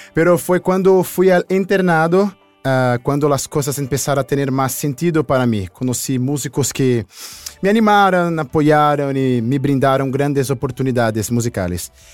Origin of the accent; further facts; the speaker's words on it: Rio de Janeiro, Brazil; born or raised there; first language Portuguese; Spanish is a second language